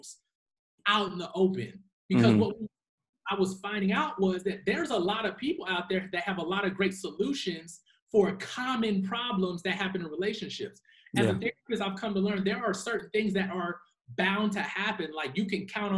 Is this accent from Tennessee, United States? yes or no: yes; Nashville, Tennessee, United States; also born or lived in Huntsville, Alabama; raised in Nashville, Tennessee.